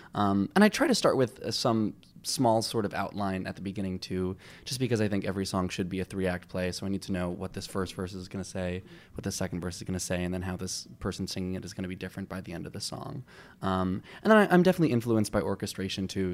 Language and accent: English; Long Island, New York, United States; I grew up on Long Island